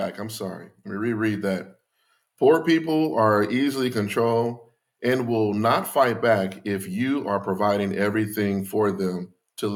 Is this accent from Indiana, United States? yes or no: yes; Gary, Indiana, United States; growing up in Gary